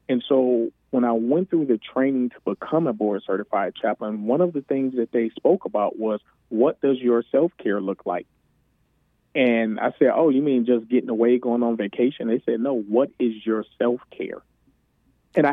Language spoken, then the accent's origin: English; Detroit, Michigan, United States; moved away as an adult; I was born and raised in Detroit, the Linwood and Davison area